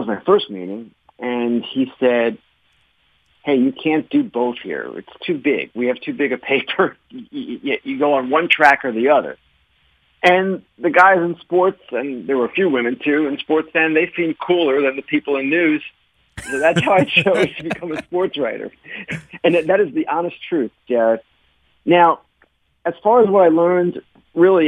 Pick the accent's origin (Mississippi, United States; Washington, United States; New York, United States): New York, United States; Long Island; I grew up on Long Island